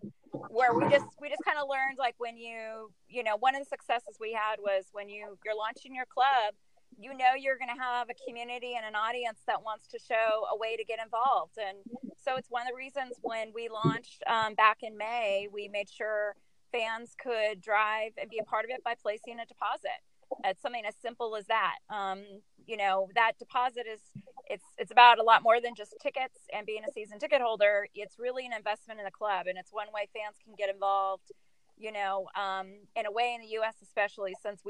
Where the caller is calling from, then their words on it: Sacramento, California, United States; I am calling you from Sacramento.